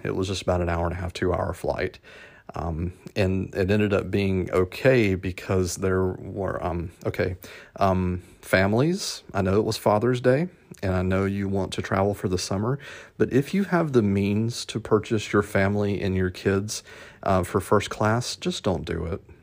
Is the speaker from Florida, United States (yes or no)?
no; Atlanta, Georgia, United States; my hometown, A T L